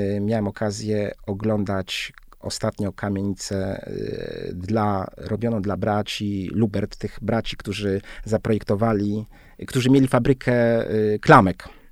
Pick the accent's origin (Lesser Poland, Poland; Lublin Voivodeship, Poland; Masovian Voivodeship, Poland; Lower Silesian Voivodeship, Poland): Masovian Voivodeship, Poland; Warsaw; wychowałem się w blokach, ale to były takie bardzo e, subtelne bloki, czteropiętrowe